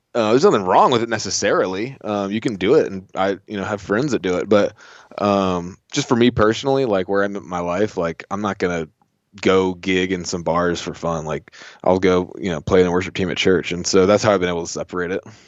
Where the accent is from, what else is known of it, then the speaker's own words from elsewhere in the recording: Southeast Virginia, United States; I grew up in Southeast Virginia on, like, in, like, salt marshes.